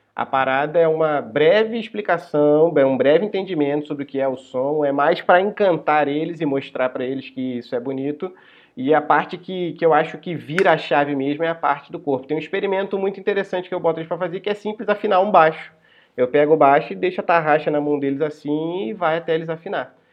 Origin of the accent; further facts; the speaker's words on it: São Bento, Rio de Janeiro, Brazil; moved away as an adult; Eu saí de São Bento Sim. e fui morar no, no centro do Rio